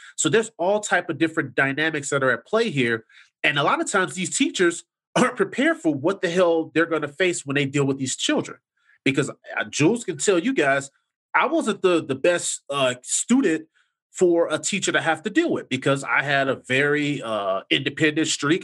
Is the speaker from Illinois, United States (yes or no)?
yes; Chicago, Illinois, United States; I grew up in the Chatham area in the South Side